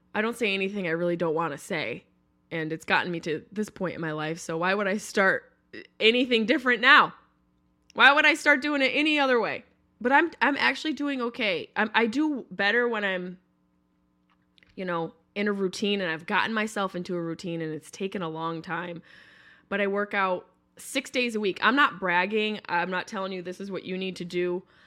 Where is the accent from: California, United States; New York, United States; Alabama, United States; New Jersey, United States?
New York, United States; moved away; I'm from New York, but not New York City.